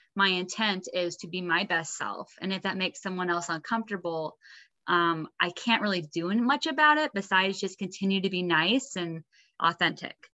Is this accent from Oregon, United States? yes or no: yes; Oregon, United States; now in Utah, United States; I grew up in Oregon, but we both live in Utah